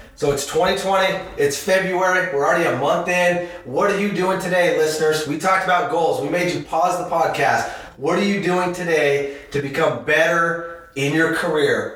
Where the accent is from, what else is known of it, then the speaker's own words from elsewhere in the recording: Utah, United States; I grew up in Utah.